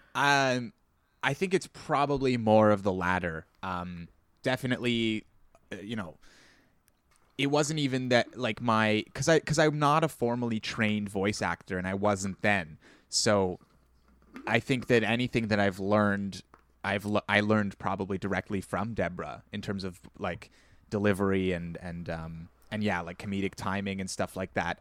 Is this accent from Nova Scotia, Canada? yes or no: no; Ontario, Canada; accent: Canadian; Ontario; I was very conscious of having a Canadian accent and I still am